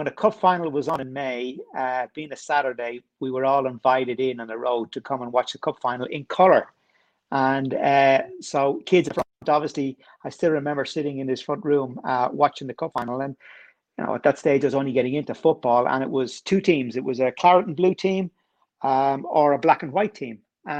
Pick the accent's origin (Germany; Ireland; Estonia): Ireland; Dublin, Leinster; now in London, United Kingdom; So I live in London now. I've lived here for over 20 years, but I grew up in Dublin. Right in the middle of it.